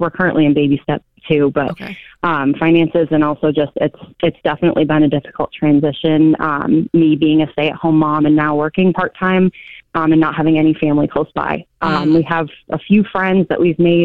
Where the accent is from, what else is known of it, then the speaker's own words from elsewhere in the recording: Vermont, United States; moved away as an adult; now in Northern Virginia, United States; I'm from Vermont and have lived there up until last year when we got moved to Northern Virginia for my husband's work